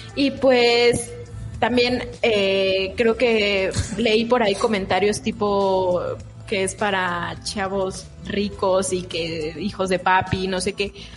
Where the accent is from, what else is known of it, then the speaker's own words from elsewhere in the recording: Mexico; nosotros como mexicanos